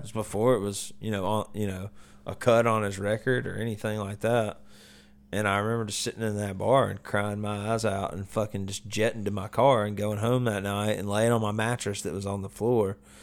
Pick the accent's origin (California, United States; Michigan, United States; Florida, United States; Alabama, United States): Alabama, United States; Vestavia Hills; now in Nashville, United States; where I grew up, I went to Vestavia, which is, like, you know, rich kids